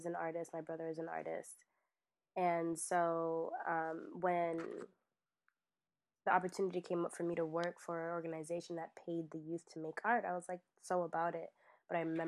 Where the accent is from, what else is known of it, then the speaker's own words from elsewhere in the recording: Boston, Massachusetts, United States; moved away as an adult; also born or lived in Port-au-Prince, Haiti / Brockton, Massachusetts; now in Brooklyn, United States; I was raised in Boston, Massachusetts, by the way of Brockton, Massachusetts